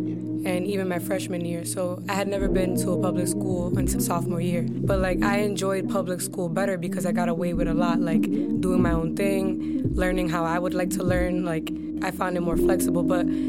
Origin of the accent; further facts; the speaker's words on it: Lawrence, Massachusetts, United States; growing up in Lawrence was great. Like... I'm in a community. I was born and raised in a community that was still tied to my roots in Dominican Republic.